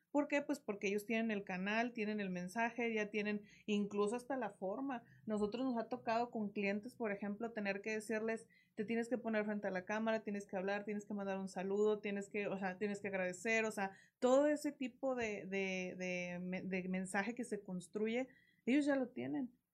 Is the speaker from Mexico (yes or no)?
yes; Coahuila, Mexico